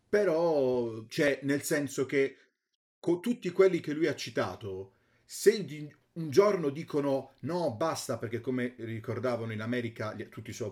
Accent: France; ma io vengo dalla Francia

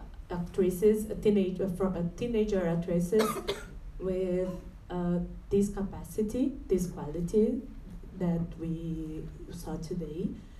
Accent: Brazil; I'm from Brazil

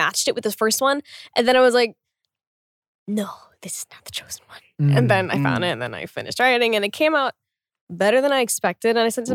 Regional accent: Oklahoma, United States; born or raised there; moved away

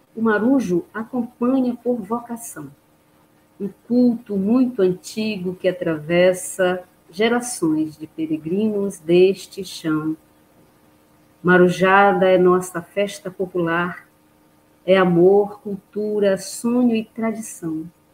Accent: Bragança, Pará, Brazil; moved away; eu sou bragantina, eu venho de Bragança, amo minha terra

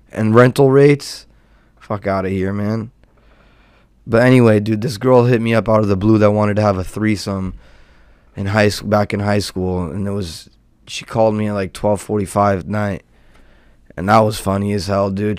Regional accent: Southern California, United States; born and raised in SoCal and California native

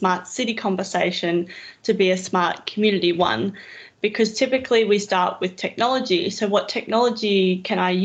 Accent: Roma, Queensland, Australia; moved away as an adult; also born or lived in Brisbane / Tambo / Dirranbandi; now in Toowoomba, Australia; I'm from Roma originally, which again is a small regional town, 7,500 people. I grew up in regions, essentially

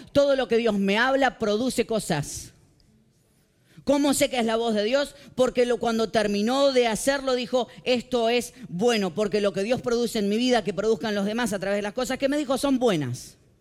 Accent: Morón, Buenos Aires Province, Argentina; Yo vengo de la ciudad de Morón, en Buenos Aires, Argentina

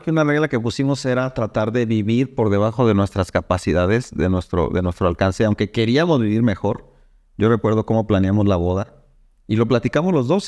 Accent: Irapuato, Guanajuato, Mexico; yo soy de Irapuato

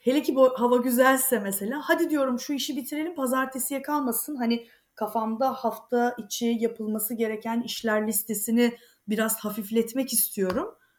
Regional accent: Turkey; moved away as an adult; now in Greece; Türk'üm ben

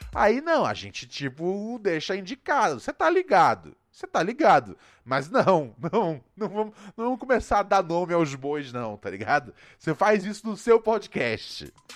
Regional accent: Rio de Janeiro, Brazil; onde eu cresci, no Rio

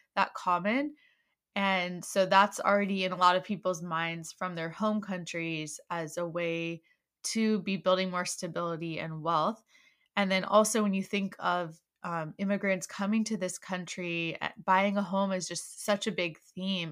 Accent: Maryland, United States; now in Virginia, United States; I'm actually originally from Maryland, and my family lives there.

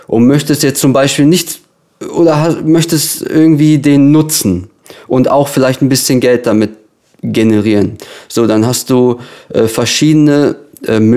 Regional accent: Lippstadt, North Rhine-Westphalia, Germany; Genau, also ich komme aus Lippstadt. Das ist so eine kleine Stadt äh, im Herzen von Ostwestfalen so, damit man sich das vorstellen kann. Das ist ungefähr so eine Stunde von Dortmund entfernt.

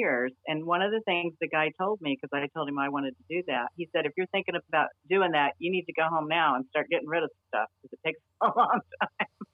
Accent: Illinois, United States; moved away; also born or lived in California; we grew up in Illinois

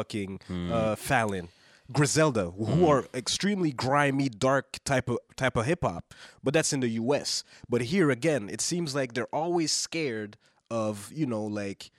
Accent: Canada; also born or lived in Haiti; I'm black Canadian, but I'm Haitian.

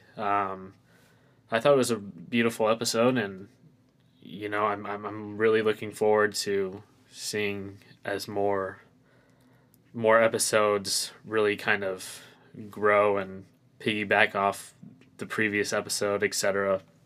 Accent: Phoenix, Arizona, United States; I'm from Phoenix, Arizona.

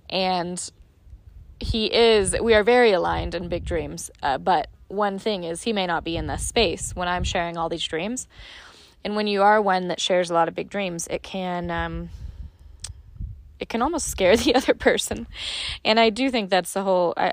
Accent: Ireland; And as you can tell, if you've listened to a few of my episodes at this point, I'm Irish and I'm all about a story.

